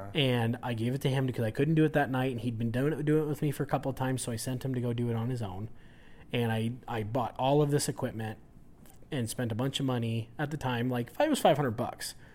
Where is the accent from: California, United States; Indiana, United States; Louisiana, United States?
California, United States; now in Utah, United States; growing up in California